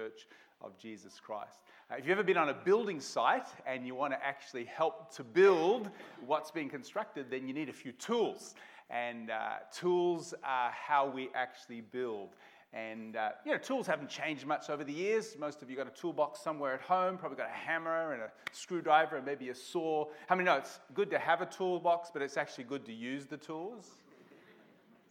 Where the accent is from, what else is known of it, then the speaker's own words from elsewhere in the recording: Melbourne, Victoria, Australia; moved away; also born or lived in Portland, Oregon, United States / Rockhampton; I was born in Melbourne, grew up in Blackburn South when it was kind of the outer part of Melbourne many, many years ago.